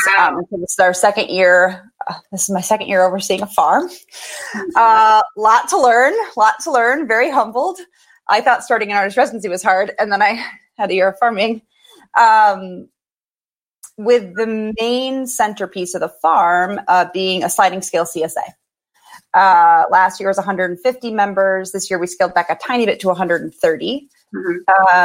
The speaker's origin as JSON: {"language": "English", "town": "Minneapolis", "region": "Minnesota", "country": "United States", "tie": "born or raised there", "also_born_or_lived": "North Carolina / Brooklyn", "moved": "as an adult", "said": "I grew up in Minneapolis"}